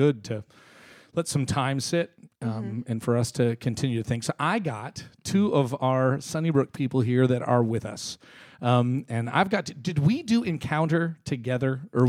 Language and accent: English; Canada; now in United States; First of all, I'm from Canada, so I always feel like I'm a bit of an outsider on everything.